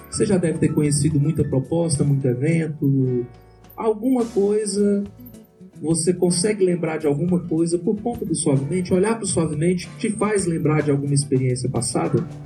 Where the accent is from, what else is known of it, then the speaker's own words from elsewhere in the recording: São Paulo, Brazil; eu sou paulista, paulistana e São Paulina.